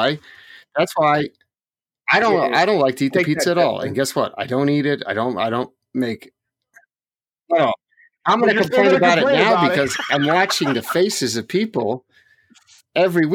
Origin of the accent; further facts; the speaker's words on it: Cottage Grove, Oregon, United States; Stand By Me was filmed in my hometown of Cottage Grove, Oregon